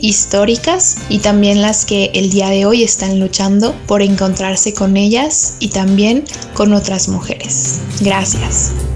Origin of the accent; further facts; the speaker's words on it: Mexico; como mujeres mexicanas